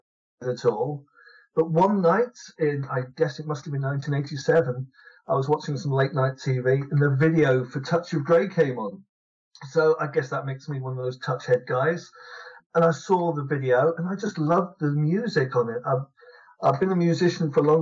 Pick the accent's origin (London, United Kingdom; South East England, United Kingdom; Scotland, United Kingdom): London, United Kingdom; I grew up in London, and I lived in London for most of my life.